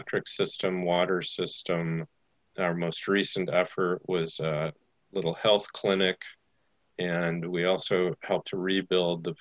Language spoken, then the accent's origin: English; Goshen, Indiana, United States; in the small town of Goshen, Indiana